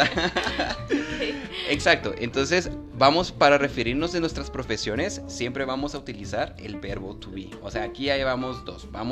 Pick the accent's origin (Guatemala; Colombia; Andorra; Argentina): Guatemala; yo soy guatemalteco, nací en Guatemala, orgullosamente guatemalteco.